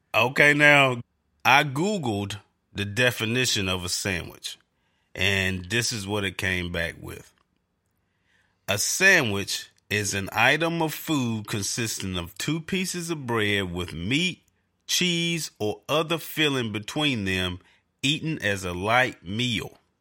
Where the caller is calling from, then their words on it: North Carolina, United States; I'm calling from North Carolina